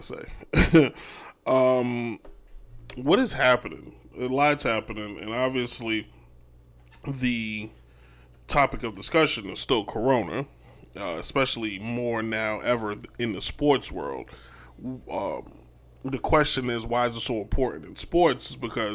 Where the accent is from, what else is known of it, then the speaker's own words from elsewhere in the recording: New York, United States; I'm from New York